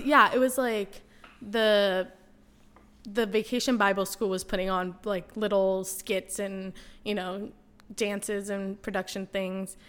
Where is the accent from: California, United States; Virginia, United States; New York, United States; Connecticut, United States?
California, United States; San Diego; moved away as an adult; also born or lived in Maui, Hawaii / Washington, D.C.; born and raised in San Diego